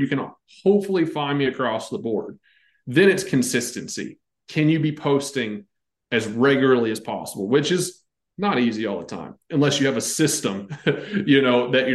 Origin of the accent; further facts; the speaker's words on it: North Carolina, United States; I grew up, like you could bull ride like 7 days a week, because I'm from North Carolina